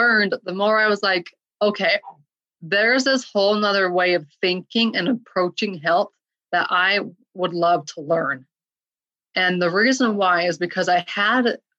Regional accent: Utah, United States; also born or lived in Portland, Oregon; I grew up in Utah my whole life, went out to Portland, Oregon

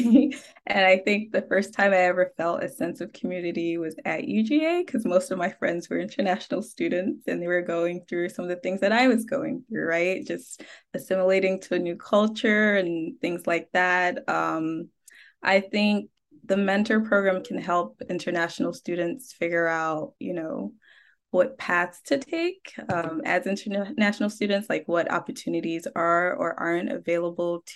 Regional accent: Ghana; moved away; I am originally from Ghana

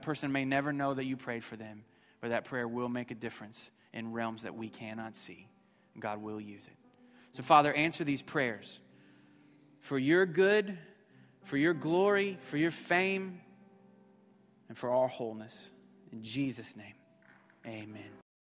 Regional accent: Missouri, United States; we were motel family, uh, growing up in Missouri.

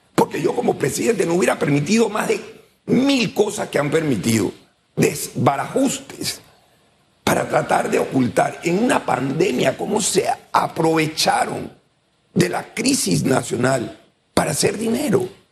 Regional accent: Panama; nosotros como panameños

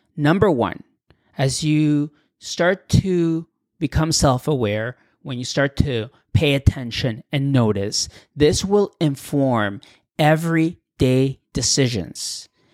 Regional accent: Canada; also born or lived in Mexico / Europe; I was born in Mexico, you know, but I had grown up in Canada since I was a little kid

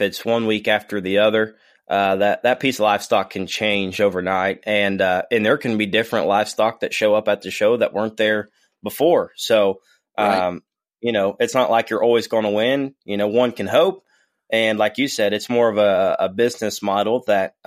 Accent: Ohio, United States; We're from Ohio

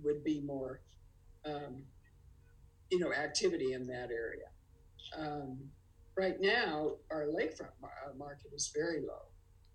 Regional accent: San Francisco, California, United States; now in Lake Tahoe, United States; I was born and raised in San Francisco, but boy, this is home

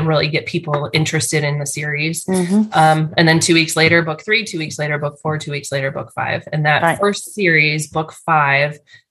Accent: Chicago, Illinois, United States; I was from Chicago

